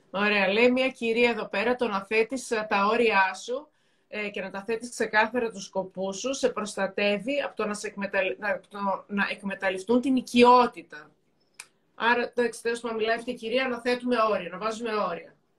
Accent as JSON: {"language": "Greek", "town": "Thessaloniki", "region": "Central Macedonia", "country": "Greece", "said": "και εγώ είμαι από τη Θεσσαλονίκη"}